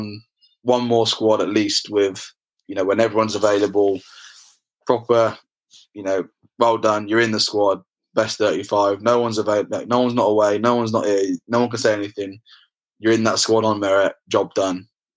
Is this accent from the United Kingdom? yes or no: yes; England, United Kingdom; I'm English